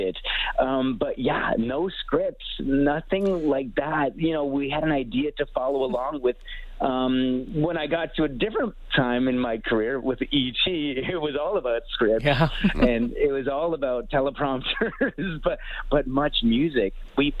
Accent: Canada; as a Canadian viewer of Much Music

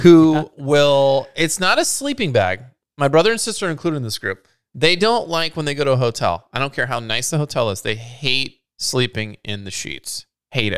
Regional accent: Scotland, United Kingdom; as a Scottish individual

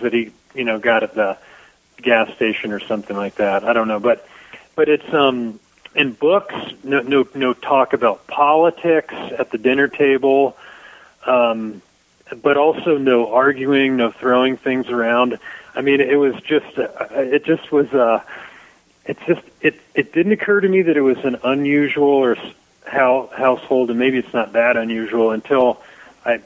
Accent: Dayton, Ohio, United States; moved away; I grew up right on the whole area, Brown Street

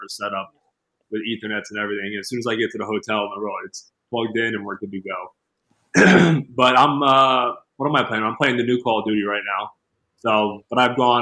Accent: Northeast, United States; I grew up growing up in the Northeast, I'm used to playing in cold weather

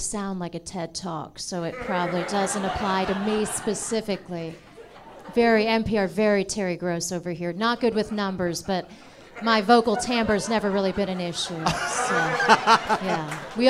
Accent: India; I'm an Indian person, you can tell by my face and your eyes.

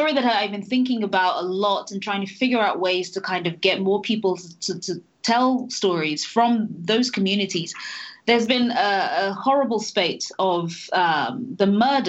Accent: Nigeria; now in United Kingdom; I am a foreigner, I'm an immigrant, mm-hmm, I'm Nigerian, I am British, I have this accent.

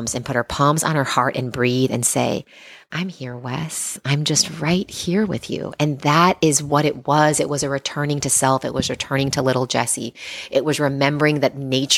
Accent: Seattle, Washington, United States; moved away; I grew up in Seattle

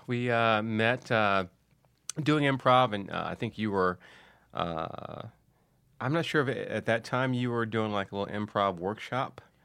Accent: Detroit, Michigan, United States; moved away; also born or lived in San Diego; growing up in Detroit

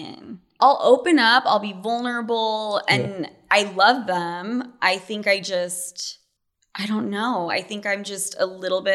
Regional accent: Utah, United States; moved away as an adult; now in Manhattan, United States; I'm from Utah

